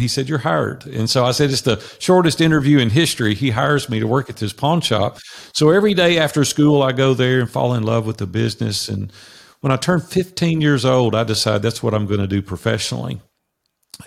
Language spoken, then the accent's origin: English; Nashville, Tennessee, United States; I grew up in Nashville, Tennessee, which I currently live